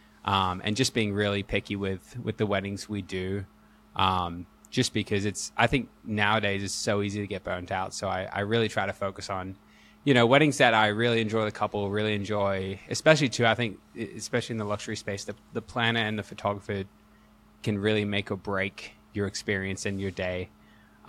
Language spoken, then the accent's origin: English; Australia; also born or lived in Hawaii; I'm an Aussie, so slowly, hopefully, you'll hear a bit of my accent.